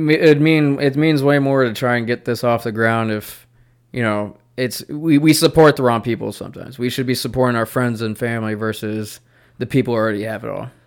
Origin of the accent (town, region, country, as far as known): Charlotte, North Carolina, United States